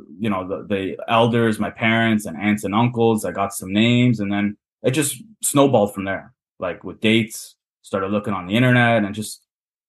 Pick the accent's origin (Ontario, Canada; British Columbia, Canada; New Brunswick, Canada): Ontario, Canada; Toronto; accent: Canadian; I grew up in kind of a Portuguese neighborhood, but it was still like integrated with all sorts of different cultures. Like Toronto's one of the most multicultural cities in the world